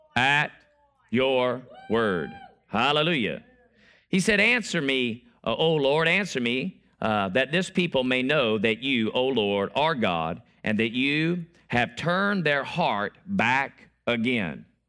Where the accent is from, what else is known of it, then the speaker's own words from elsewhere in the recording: Florida, United States; now I'm from Florida